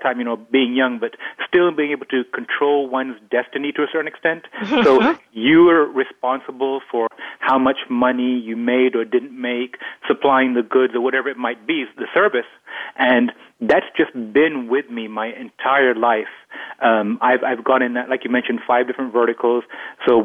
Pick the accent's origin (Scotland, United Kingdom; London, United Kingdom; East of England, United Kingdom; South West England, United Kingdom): London, United Kingdom; I grew up in London